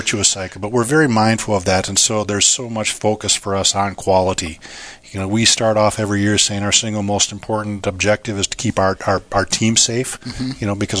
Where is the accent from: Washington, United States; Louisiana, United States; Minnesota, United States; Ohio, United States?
Minnesota, United States; moved away as an adult; also born or lived in Singapore / China; now in Yakima, United States; I grew up on a farm in Minnesota